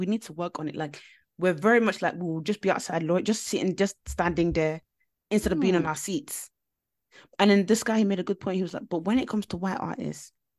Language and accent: English; Nigeria; Now, I'm upset because I'm Nigerian and I'm Yoruba as well, where … is from.